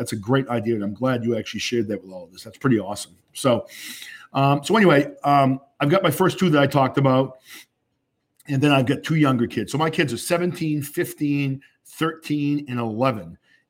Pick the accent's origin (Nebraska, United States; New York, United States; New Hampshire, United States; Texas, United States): New Hampshire, United States; I grew up in New Hampshire, you know, lower middle class family. We didn't have a lot of money.